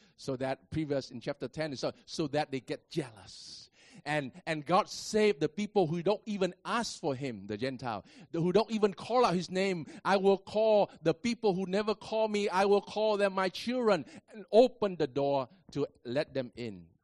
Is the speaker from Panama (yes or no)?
no; Vietnam; I am a Vietnamese